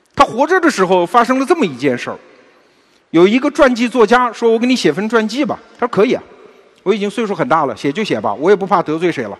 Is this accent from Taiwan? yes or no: no; China; 我们中国人是特别崇尚长寿的民族